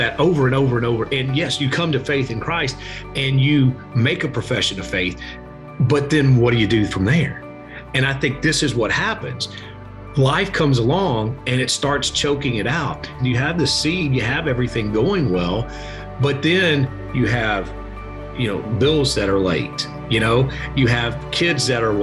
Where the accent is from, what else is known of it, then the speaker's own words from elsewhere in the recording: Shreveport, Louisiana, United States; moved away as an adult; now in Little Rock, United States; I am originally from Shreveport, Louisiana. I moved up here about 20 years ago